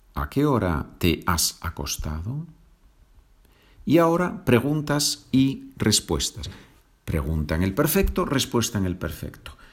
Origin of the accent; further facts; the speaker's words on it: Asturias, Spain; Asturias es la región en el norte de España donde, donde yo nací